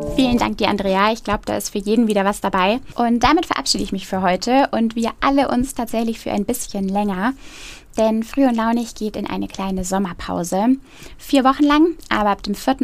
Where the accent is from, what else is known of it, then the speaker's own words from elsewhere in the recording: Roth, Bavaria, Germany; Meine Heimatstadt Rot